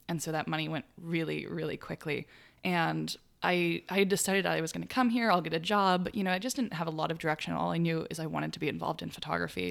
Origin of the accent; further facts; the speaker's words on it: Chico, California, United States; now in Brooklyn, New York, United States; in Chico, my hometown